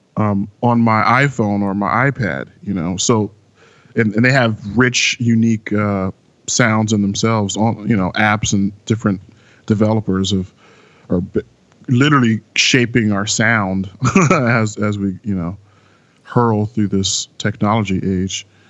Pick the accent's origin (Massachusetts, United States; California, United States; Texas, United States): California, United States; San Francisco Bay Area; moved away as an adult; also born or lived in Brooklyn, New York / Los Angeles; now in New York, United States; I was born in Brooklyn, but I was raised entirely in the San Francisco Bay Area.